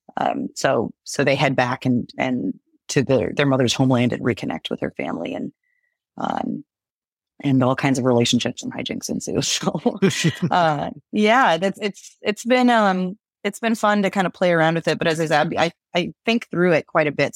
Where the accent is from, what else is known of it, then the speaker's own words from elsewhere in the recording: Galveston, Texas, United States; moved away; I was born in Galveston